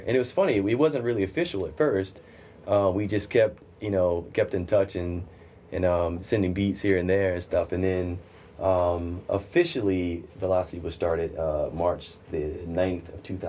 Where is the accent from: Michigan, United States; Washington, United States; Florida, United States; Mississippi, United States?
Mississippi, United States; now in New York City, United States; I'm from Mississippi originally.